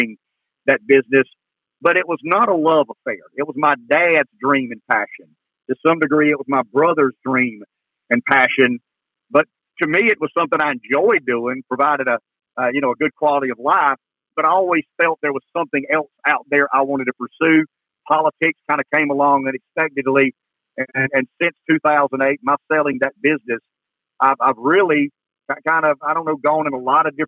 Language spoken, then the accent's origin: English; Pamplico, South Carolina, United States; we come from Pamplico, a little small town just east of Florence.